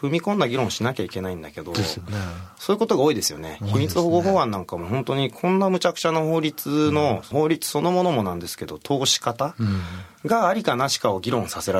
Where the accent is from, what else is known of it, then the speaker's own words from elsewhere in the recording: Japan; also born or lived in Belgium; 7歳で日本に帰国しました。